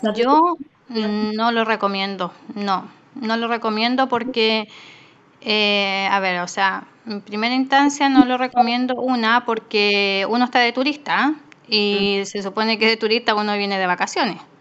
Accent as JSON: {"language": "Spanish", "country": "Chile", "moved": "as an adult", "lives_now": "Australia"}